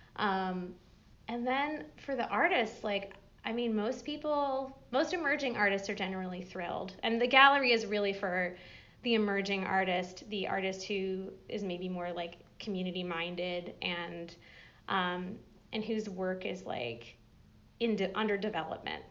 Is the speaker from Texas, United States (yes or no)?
no; Massachusetts, United States; moved away as an adult; now in Johnson City, United States; grew up further up the mountains in Massachusetts